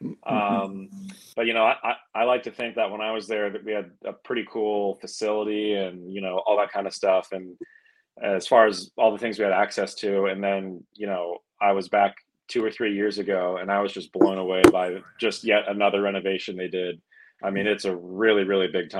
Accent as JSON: {"language": "English", "town": "Chesapeake", "region": "Virginia", "country": "United States", "tie": "born or raised there", "moved": "as an adult", "lives_now": "Florida, United States", "said": "I grew up in Virginia my whole life, but you know, now living in Florida"}